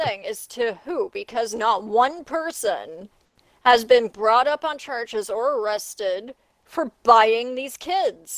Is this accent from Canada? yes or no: yes; Canada; I'm not even American. I'm a Canadian. I live in a country